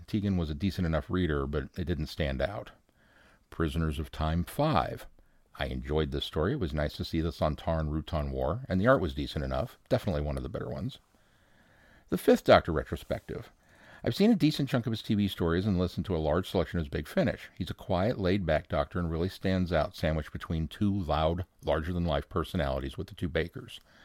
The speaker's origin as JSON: {"language": "English", "region": "Midwest", "country": "United States", "accent": "Midwestern", "said": "my Midwestern accent"}